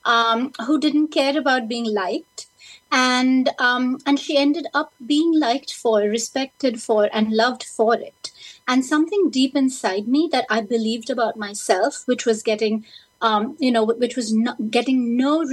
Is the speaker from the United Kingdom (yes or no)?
no; India; now in United States; when I was growing up in India, studying in English